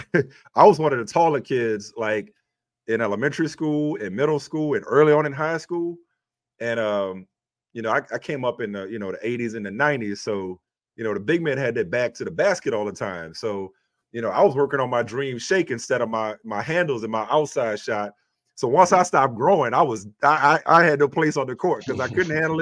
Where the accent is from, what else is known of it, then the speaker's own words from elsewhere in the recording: New Orleans, Louisiana, United States; I'm the product of that village growing up in New Orleans